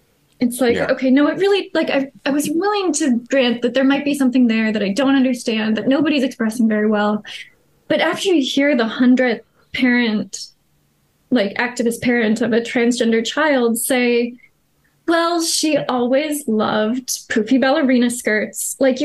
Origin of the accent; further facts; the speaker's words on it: United States; I am American, yes.